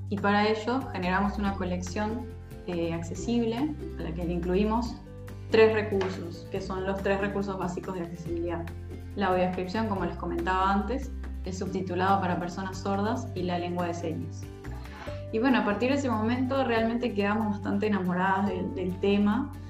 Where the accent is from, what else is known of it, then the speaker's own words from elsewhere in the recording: Venezuela; now in Uruguay; primero contarles que soy venezolana uruguaya. Hace muchos años que vivo acá, por eso hablo así.